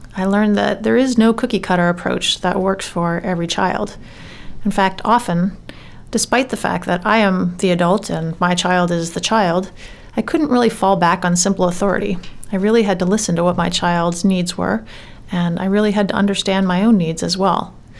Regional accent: Maine, United States; I'm from Maine myself

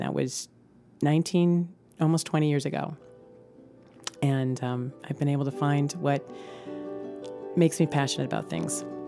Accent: Farmington, Maine, United States; moved away as an adult; also born or lived in Los Angeles; start a new job practicing in my hometown of Farmington

